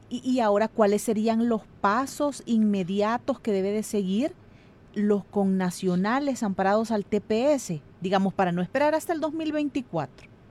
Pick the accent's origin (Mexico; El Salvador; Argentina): El Salvador; nosotros como salvadoreños aquí